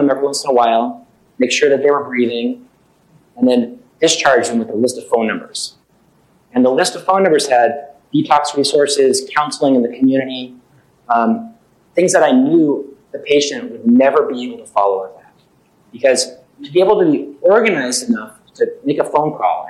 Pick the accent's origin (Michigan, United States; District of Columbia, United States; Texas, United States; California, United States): California, United States; Southern; moved away as an adult; now in Boston, United States; I've actually been practicing emergency medicine in Boston for 19 years now. Even though I feel like I'm always from Southern California